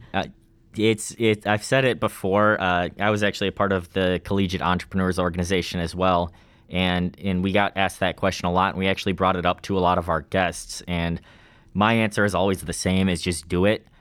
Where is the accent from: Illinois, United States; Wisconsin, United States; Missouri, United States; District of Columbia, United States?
Wisconsin, United States; Ladysmith; I'm from Lady Smith, Wisconsin. It's about an hour fifteen or so north of Eau Claire